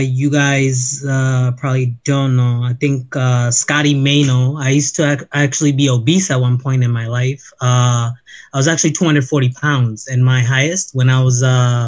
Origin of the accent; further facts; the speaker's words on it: New York City, New York, United States; also born or lived in Brooklyn; I was actually born in Brooklyn and I grew up in the Bronx.